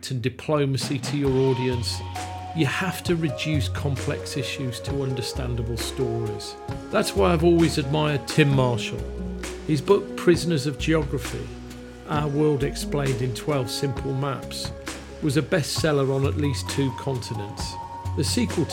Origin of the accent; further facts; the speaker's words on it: Yorkshire and the Humber, United Kingdom; as a Yorkshireman from South Yorkshire